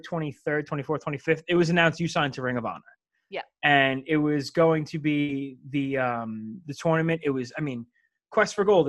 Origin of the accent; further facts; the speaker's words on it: United States; being an American